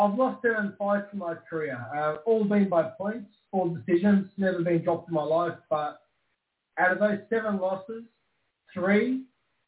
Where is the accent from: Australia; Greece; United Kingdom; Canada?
Australia; Brisbane, Queensland; also born or lived in Melbourne; my hometown in Brisbane, Queensland, Australia